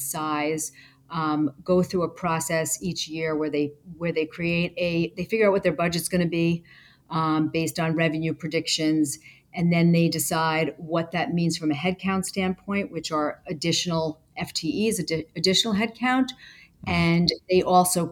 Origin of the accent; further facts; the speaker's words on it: Westchester, New York, United States; I grew up in Westchester, New York